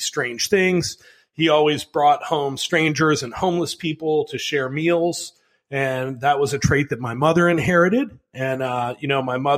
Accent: Chicago, Illinois, United States; I grew up in Chicago

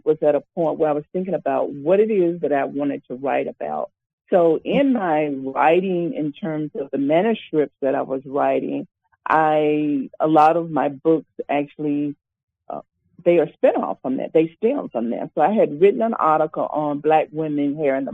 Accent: Mound Bayou, Mississippi, United States; now in Montgomery, United States; I actually grew up in a town in Mount Bayou, Mississippi

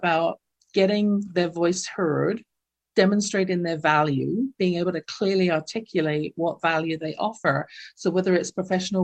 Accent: London, United Kingdom; now in Calgary, Canada; growing up in my household in London, England, you can tell from my accent, I wasn't born in North America

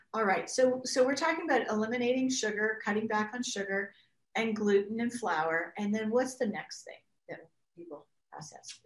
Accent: Canada; moved away; I grew up in Canada where wheat used to grow three feet high

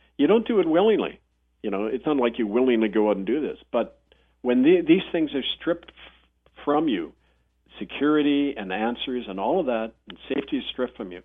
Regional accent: Winnipeg, Manitoba, Canada; when I was growing up in Winnipeg

